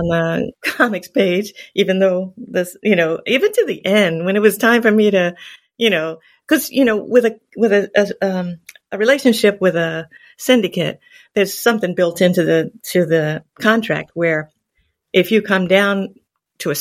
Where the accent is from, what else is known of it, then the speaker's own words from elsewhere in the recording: Long Island, New York, United States; I grew up in Long Island